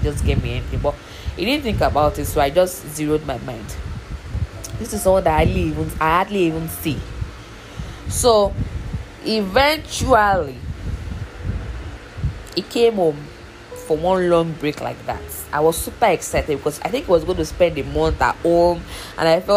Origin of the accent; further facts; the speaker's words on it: Oyo, Nigeria; I'm from Oyo State